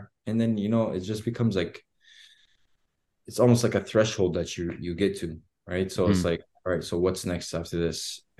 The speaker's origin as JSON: {"language": "English", "town": "Edmonton", "region": "Alberta", "country": "Canada", "tie": "born there", "said": "so I was born in Edmonton. And when I came back to Canada"}